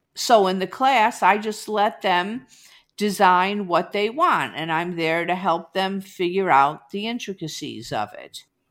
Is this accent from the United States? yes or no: yes; Chicago suburbs, Illinois, United States; moved away as an adult; also born or lived in Iowa; now in Overland Park, Kansas, United States; I grew up in the Chicago suburbs